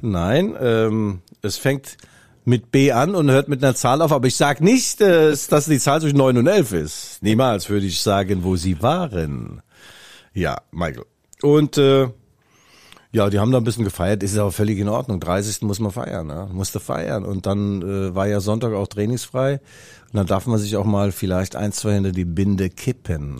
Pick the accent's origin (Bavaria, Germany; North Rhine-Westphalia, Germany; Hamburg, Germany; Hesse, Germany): Hesse, Germany; Raunheim; accent: Hessian; now in Leipzig, Germany; bin ja nicht in Mainz geboren, sondern in Rauenheim. Das ist äh, beim Flughafen äh, Frankfurt